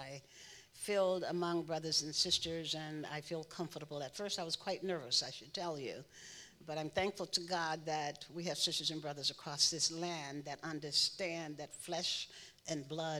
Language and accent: English; Louisiana, United States; It was a very interesting life. My father was a Baptist minister.